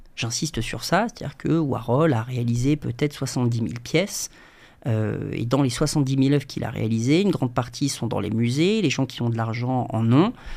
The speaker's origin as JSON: {"language": "French", "country": "Djibouti", "tie": "born or raised there", "also_born_or_lived": "London / Bordeaux", "moved": "as an adult", "said": "je suis né à, je Djibouti, en Afrique de l'Est, entre l'Éthiopie, l'Érythrée, euh, la Somalie. J'ai grandi 18 euh, ans"}